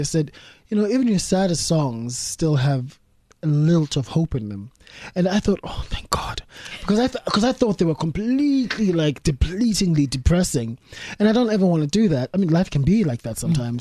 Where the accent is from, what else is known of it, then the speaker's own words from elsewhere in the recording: South Africa; moved away as an adult; now in United Kingdom; I'm a South African in Britain